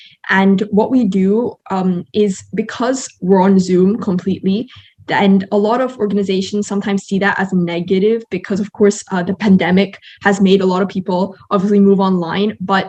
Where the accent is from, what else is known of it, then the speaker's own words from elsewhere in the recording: Malaysia; because as a Malaysian, I also want to use my citizenship as a sort of platform in order to impact more people.